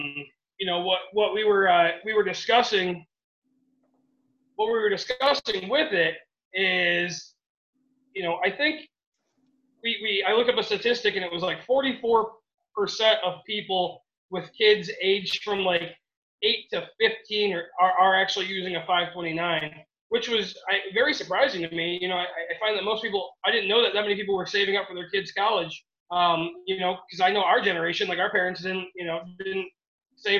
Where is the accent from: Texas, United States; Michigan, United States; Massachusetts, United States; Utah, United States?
Michigan, United States; we're from Michigan, all of us